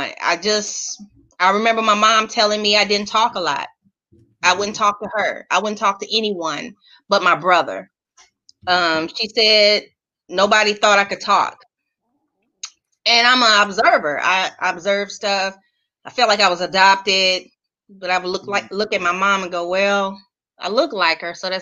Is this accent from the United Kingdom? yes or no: no; East St. Louis, Illinois, United States; I was born and raised in East St. Louis, Illinois